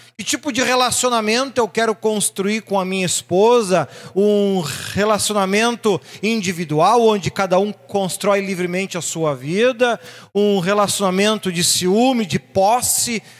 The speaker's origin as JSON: {"language": "Portuguese", "country": "Brazil", "said": "somos pura e meramente brasileiros"}